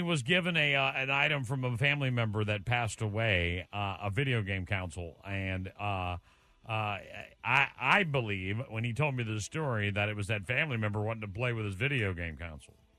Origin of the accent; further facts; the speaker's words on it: Dayton, Ohio, United States; I'm from Dayton